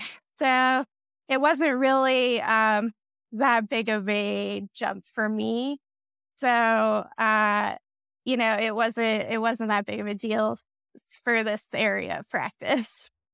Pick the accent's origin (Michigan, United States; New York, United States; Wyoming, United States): Wyoming, United States; I was born and raised in Wyoming